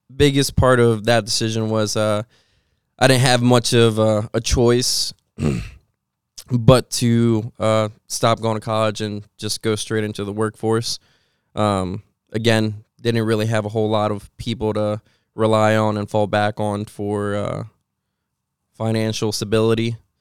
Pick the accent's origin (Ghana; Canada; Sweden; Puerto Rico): Puerto Rico; also born or lived in Washington State, United States; now in Pennsylvania, United States; I grew up with my mom, so that's, uh, that's where I grew up, Puerto Rico.